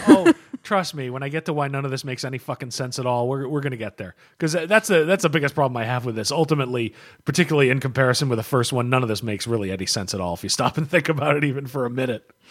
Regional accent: United States; as an American

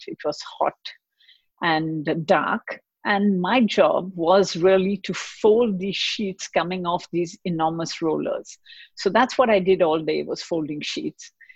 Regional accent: Mumbai, Maharashtra, India; moved away; also born or lived in Basel, Switzerland / Geneva, Switzerland / Lausanne, Switzerland; I grew up in Bombay in India, and my dad used to work for a Swiss pharmaceutical company

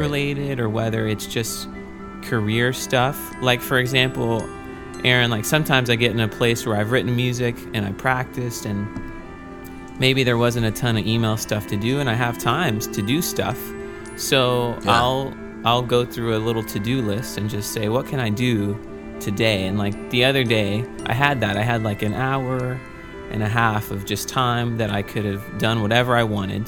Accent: Victoria, Texas, United States; moved away as an adult; also born or lived in Rochester; I'm from Victoria, Texas, which is a town kind of close

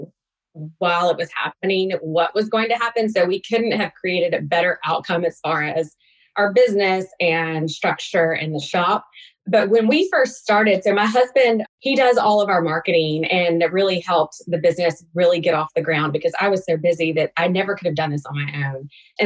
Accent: Alabama, United States; moved away as an adult; now in Atlanta, United States; I grew up in Alabama on a farm, but I moved to Atlanta after graduating from college and have been here ever since

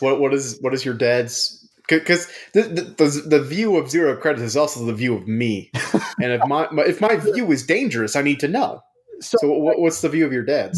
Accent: United States; we're American

